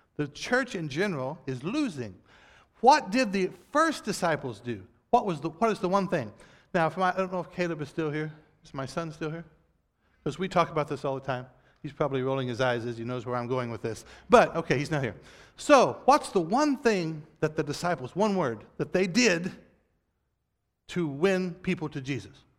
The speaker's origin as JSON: {"language": "English", "country": "United States", "said": "we as American Christians"}